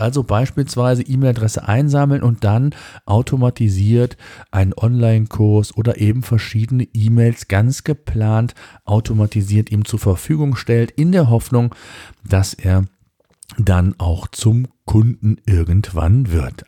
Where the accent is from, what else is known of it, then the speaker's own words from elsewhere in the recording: Germany; bei uns in Deutschland